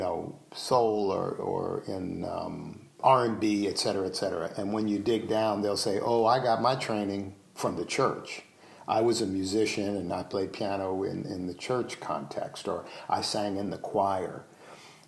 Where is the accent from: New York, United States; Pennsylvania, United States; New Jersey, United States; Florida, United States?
New York, United States; New York City; moved away as an adult; also born or lived in Bloomington, Indiana; as a New Yorker, you know, as a guy that grew up in Manhattan